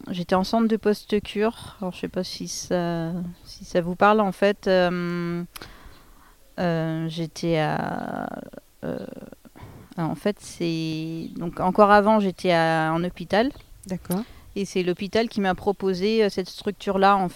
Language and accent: French; Pays de la Loire, France; bon, en plus je venais pas d'ici, je venais du Maine-et-Loire. donc tout était nouveau.